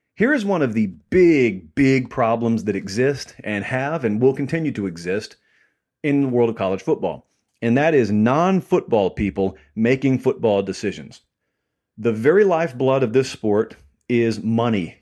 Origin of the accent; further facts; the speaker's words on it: near Auburn, the South, United States; I grew up in the South, I grew up really near Auburn.